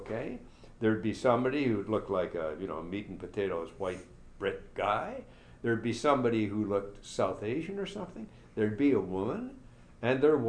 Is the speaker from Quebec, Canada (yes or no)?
yes; Montreal, Quebec, Canada; I'm from Montreal, born in Montreal.